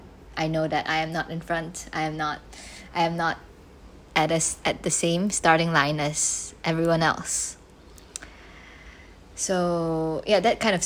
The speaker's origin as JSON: {"language": "English", "country": "Malaysia", "second_language": "English", "moved": "as an adult", "lives_now": "Singapore", "said": "I am an international student in Singapore, even though I'm just from Malaysia."}